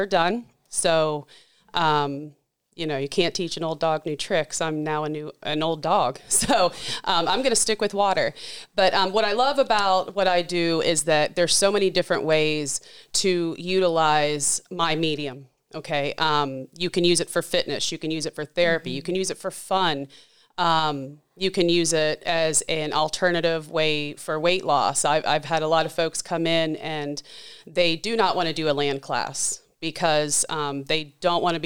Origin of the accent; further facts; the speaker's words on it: Charleston, West Virginia, United States; moved away; I grew up in West Virginia in the Charleston area